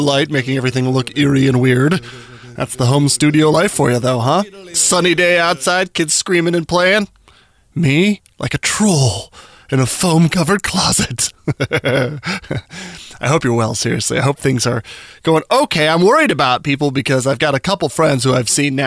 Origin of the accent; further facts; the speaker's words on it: Albuquerque, New Mexico, United States; now in Washington, United States; my hometown, Albuquerque, New Mexico